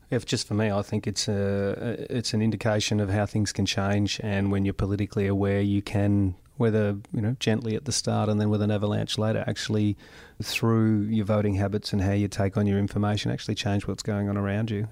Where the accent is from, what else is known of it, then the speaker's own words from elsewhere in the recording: Gol Gol, New South Wales, Australia; now in Mildura, Australia; I was born and bred in Gold Goal, Italian father, Anglo mum, grew up in the seventies